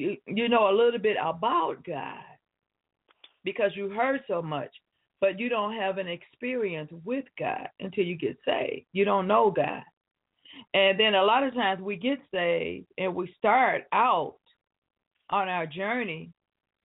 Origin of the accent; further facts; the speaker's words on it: Detroit, Michigan, United States; moved away; I was born and raised in the city of Detroit